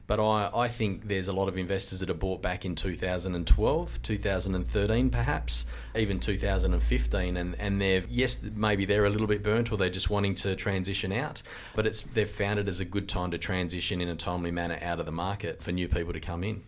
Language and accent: English; Carnarvon, Western Australia, Australia; now in Mandurah, Australia; I grew up in Carnarvon